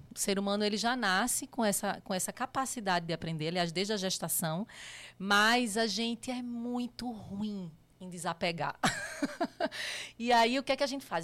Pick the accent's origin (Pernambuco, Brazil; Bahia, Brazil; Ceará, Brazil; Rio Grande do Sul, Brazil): Pernambuco, Brazil; Recife; moved away as an adult; now in São Paulo, Brazil; eu sou pernambucana, né? É, nasci em Recife e minha história praticamente foi toda lá.